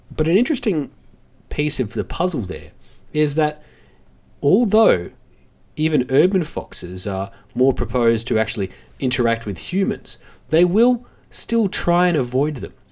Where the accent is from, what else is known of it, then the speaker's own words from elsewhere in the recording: Australia; as Australian